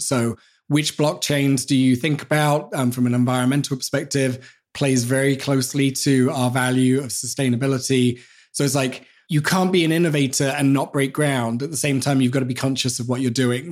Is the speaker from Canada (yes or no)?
no; England, United Kingdom; as English people